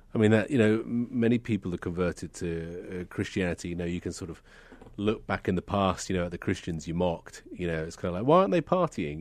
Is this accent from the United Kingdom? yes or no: yes; United Kingdom; being a Brit